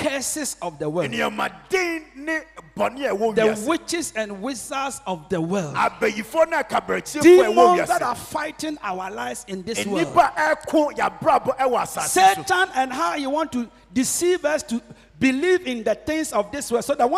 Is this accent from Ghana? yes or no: yes; Kumawu, Ashanti, Ghana; moved away; my hometown Kumawu